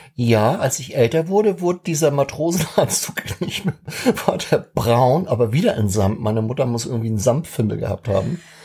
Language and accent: German; Schleswig-Holstein, Germany; als Holsteiner